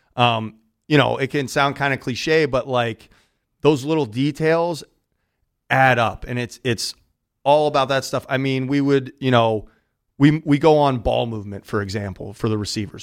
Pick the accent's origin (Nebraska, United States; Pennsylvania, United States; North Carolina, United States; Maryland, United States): Pennsylvania, United States; Pittsburgh; moved away as an adult; also born or lived in New York City / Westport, Connecticut / Reading; So I'm from Southwestern PA, from uh-huh. Pittsburgh